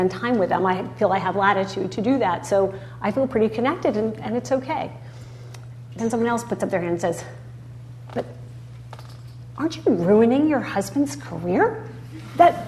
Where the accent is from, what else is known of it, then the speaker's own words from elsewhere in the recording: United States; as an American